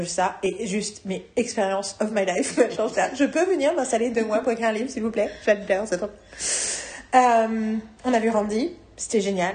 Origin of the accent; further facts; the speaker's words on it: France; je suis française